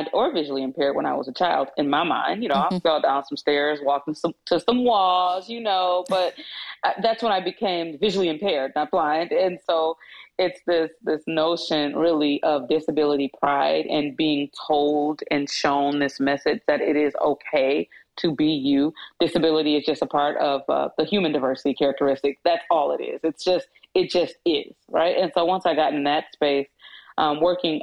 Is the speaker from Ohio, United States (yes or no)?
no; Kalamazoo, Michigan, United States; I was born and raised in Kalamazoo, Michigan